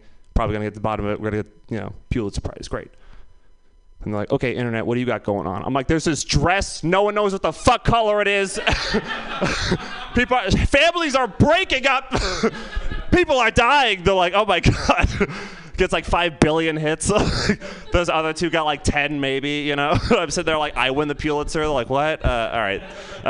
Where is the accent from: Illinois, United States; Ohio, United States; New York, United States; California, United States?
California, United States; San Francisco; you're just like, I'm from San Francisco.